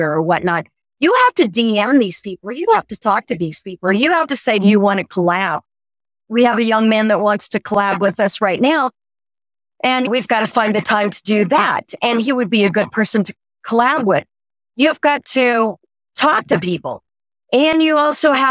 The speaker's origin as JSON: {"language": "English", "region": "Oklahoma", "country": "United States", "moved": "yes", "said": "I'm from Oklahoma"}